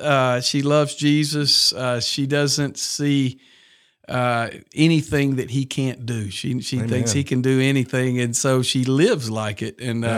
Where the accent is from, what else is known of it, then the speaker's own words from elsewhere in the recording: Montgomery, Alabama, United States; also born or lived in Birmingham, Alabama; I grew up in Montgomery nearly my whole life. I was born here in Birmingham at Baptist Montclair. My dad was a resident then. We moved to Montgomery. I was three. Been there my whole life. Went to Jeff Davis High School